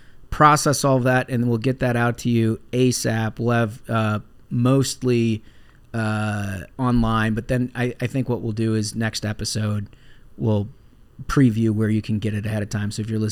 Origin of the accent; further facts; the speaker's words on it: Minnesota, United States; moved away; we are doing a live Minnesota event. We're going back to my hometown.